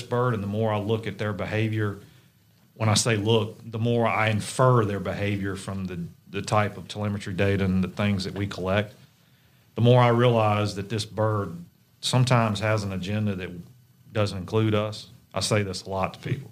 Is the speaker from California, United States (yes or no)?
no; Central Virginia, United States; moved away as an adult; now in Mississippi, United States; I grew up in Central Virginia